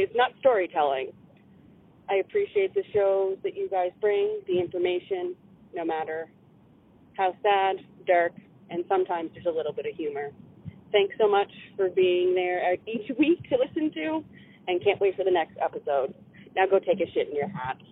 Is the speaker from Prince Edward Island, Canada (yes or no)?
yes; Prince Edward Island, Canada; growing up in PEI, we have lots of First Nations communities